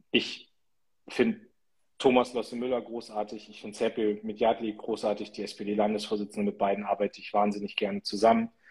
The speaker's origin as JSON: {"language": "German", "region": "Northern Germany", "country": "Germany", "said": "was mir auch sehr, sehr gut kommt, so als Norddeutscher, dass man nicht zu viel quatscht und irgendwie sehr bodenständig ist."}